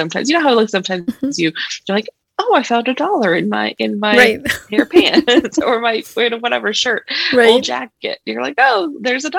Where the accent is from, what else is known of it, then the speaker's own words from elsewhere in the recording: California, United States; moved away as an adult; also born or lived in Mexico; now in Colorado, United States; born in Mexico, but bred in California